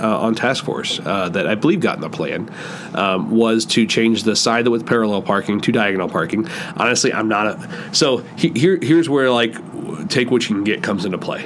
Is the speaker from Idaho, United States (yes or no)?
no; Downs, Illinois, United States; also born or lived in Bloomington, Illinois / West Palm Beach, Florida / St. Louis; I grew up in Downs, uh, which, you know, 10, 15 minutes south of Bloomington